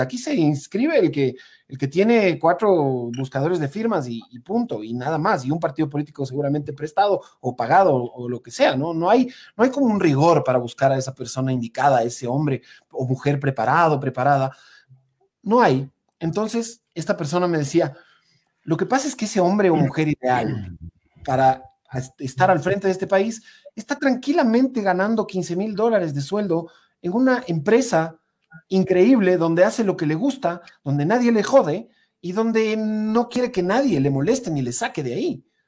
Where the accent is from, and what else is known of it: Ecuador